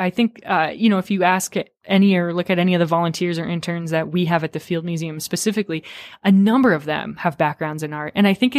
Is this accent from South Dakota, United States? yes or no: yes; Rapid City, South Dakota, United States; growing up in Rapid City, South Dakota